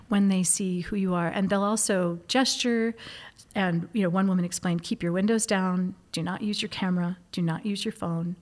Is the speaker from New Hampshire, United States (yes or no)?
yes; Hudson, New Hampshire, United States; I was that kid growing up in Hudson, New Hampshire